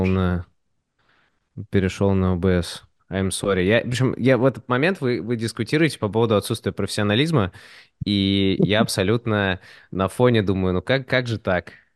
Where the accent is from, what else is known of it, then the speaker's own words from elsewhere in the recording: Moscow, Russia; also born or lived in United States; я родился в Москве